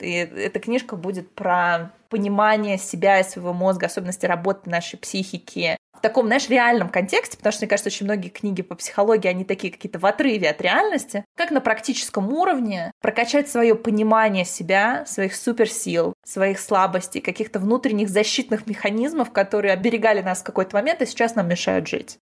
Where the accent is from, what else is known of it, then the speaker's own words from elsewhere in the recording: Balashikha, Moscow Oblast, Russia; я выросла не в Москве, я выросла в Подмосковье, в подмосковной балашке.